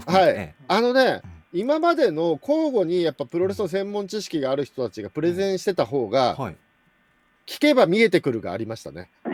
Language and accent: Japanese; Chiba, Japan; 千葉県出身